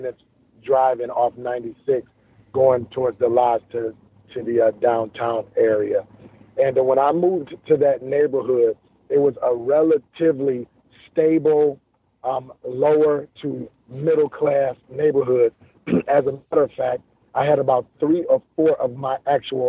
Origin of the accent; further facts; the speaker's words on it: Detroit, Michigan, United States; growing up around Miss Anderson and Miss Jennings in our neighborhood